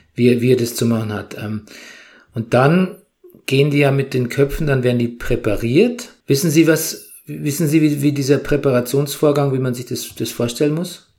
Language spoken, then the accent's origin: German; Bavaria, Germany; moved away; meiner alten Heimat Bayern